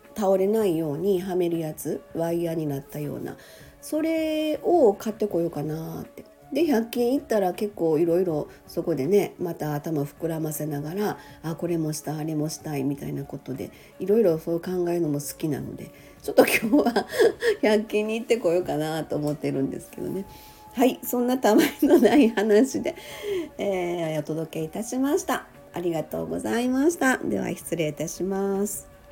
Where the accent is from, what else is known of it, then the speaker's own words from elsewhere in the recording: Osaka, Japan; moved away as an adult; now in Sanda, Japan; もともと大阪生まれ大阪育ち